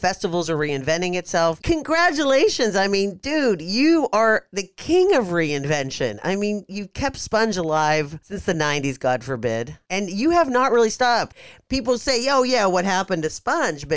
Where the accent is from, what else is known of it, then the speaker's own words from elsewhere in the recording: Pittsburgh, Pennsylvania, United States; now in California, United States; That's my hometown, Pittsburgh